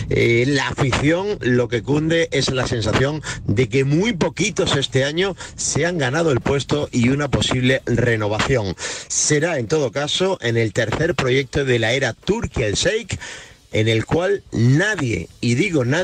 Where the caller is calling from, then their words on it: Asturias, Spain; de Asturias.